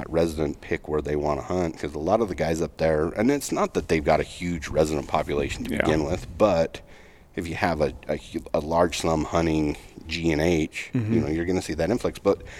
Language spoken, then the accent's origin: English; Utah, United States; my home state, I'm a resident of Utah.